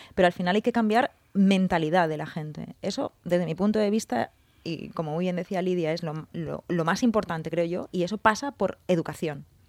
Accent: Valencian Community, Spain; somos valencianos

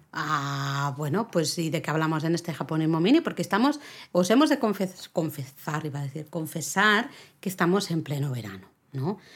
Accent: Catalonia, Spain; Yo soy catalana

